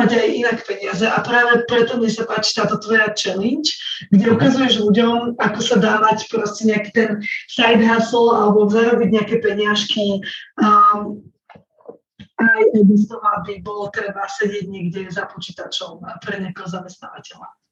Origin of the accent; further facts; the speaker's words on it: Slovakia; sme Slováci